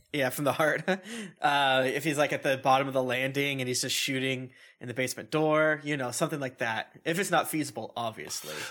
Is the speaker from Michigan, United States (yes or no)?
no; Florida, United States; I'm from Florida.